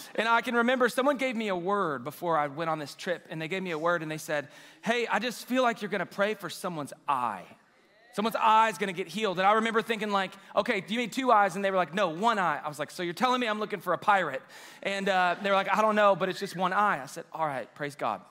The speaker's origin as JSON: {"language": "English", "town": "Waco", "region": "Texas", "country": "United States", "tie": "born or raised there", "also_born_or_lived": "China Spring, Texas", "said": "I'm from Waco, grew up in China Spring"}